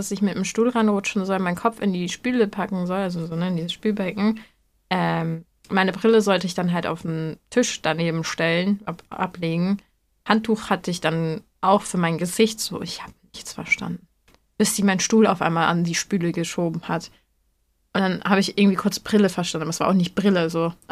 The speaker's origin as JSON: {"language": "German", "region": "Hamburg", "country": "Germany", "also_born_or_lived": "North Rhine-Westphalia", "said": "also Leute, ich komme aus Hamburg."}